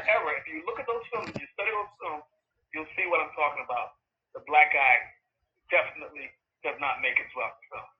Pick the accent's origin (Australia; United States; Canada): United States; New York; I come from New York, and New York is a big theater town